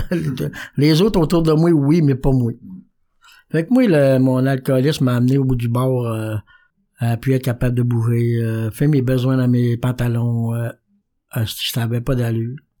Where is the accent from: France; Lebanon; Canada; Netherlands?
Canada; Quebec; je viens du Saguenay-Lac-Saint-Jean.